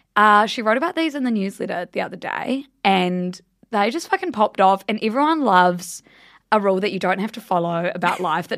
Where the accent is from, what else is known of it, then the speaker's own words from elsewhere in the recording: Blenheim, Marlborough, New Zealand; moved away; I just went home to my hometown Blenheim